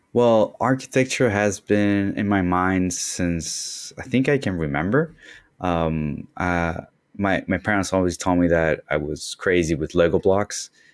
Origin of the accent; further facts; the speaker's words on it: Concepción, Biobío, Chile; moved away as an adult; now in Miami, United States; that's my hometown. Um, it's, it's Concepcion, actually, which is further south